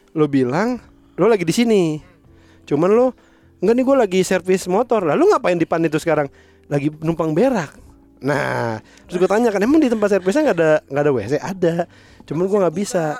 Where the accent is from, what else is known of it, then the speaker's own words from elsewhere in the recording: Indonesia; sebagai orang Indonesia